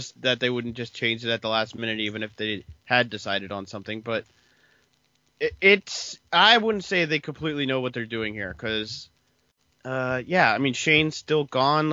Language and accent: English; United States; I'm an American